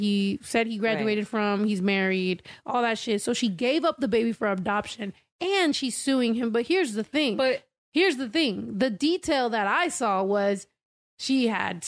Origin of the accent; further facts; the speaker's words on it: San Diego, California, United States; moved away; half my life I was raised in San Diego